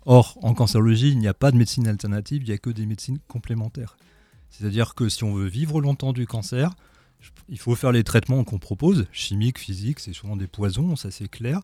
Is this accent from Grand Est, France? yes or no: yes; Strasbourg, Grand Est, France; moved away as an adult; also born or lived in Lyon; now in Dunkirk, France; Je suis euh, cancérologue à Dunkerque maintenant, dans le Nord, mais je suis strasbourgeois, strasbourgeois d'origine